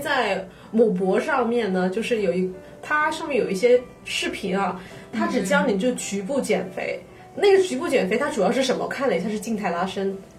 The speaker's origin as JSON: {"language": "Chinese", "country": "China", "said": "我们中国人"}